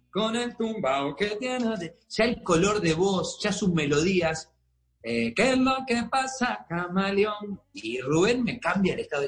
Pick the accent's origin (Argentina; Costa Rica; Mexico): Argentina; also born or lived in Colombia; now in Miami, United States